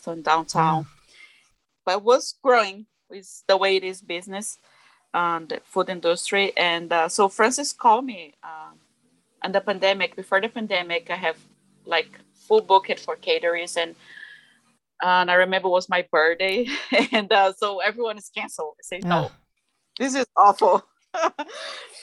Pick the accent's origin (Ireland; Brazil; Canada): Brazil; English is a second language; moved away as an adult; now in United States; I'm from Brazil. It's my country where I'm born. And I came to USA, I was 18 years old